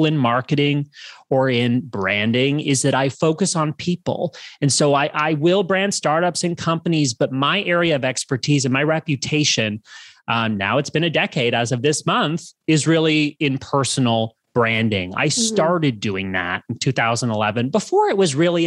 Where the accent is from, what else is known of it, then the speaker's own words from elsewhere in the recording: Canada; moved away as an adult; also born or lived in Los Angeles, United States / Santa Monica, United States; I'm originally from Canada. I've been based in the US for many, many years